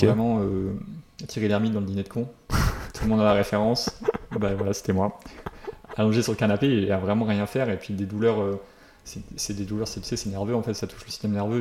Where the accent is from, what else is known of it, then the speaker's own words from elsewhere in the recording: Royan, Nouvelle-Aquitaine, France; moved away; chez moi à Royan